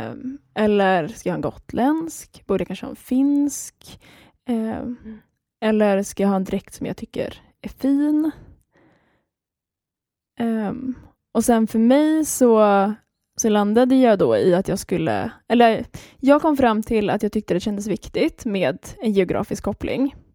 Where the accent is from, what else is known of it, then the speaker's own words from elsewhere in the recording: Gladsax, Skåne, Sweden; Eh, och sen är jag uppvuxen i Skåne. Eh, men jag pratar ju inte skånska